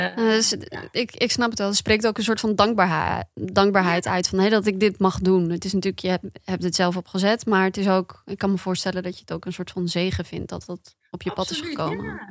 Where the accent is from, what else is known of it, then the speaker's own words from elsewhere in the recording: Friesland, Netherlands; now in Amsterdam, Netherlands; ik kom uit Friesland